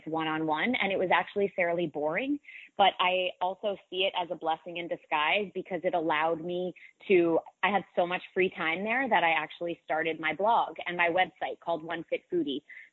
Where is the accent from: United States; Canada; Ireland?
United States; Newton, Massachusetts; I grew up right outside of Boston in a community called Newton, Massachusetts, in a town called Newton, Massachusetts.